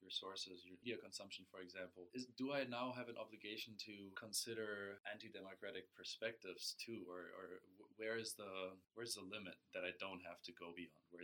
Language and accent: English; Germany; moved away; back in my home country, Germany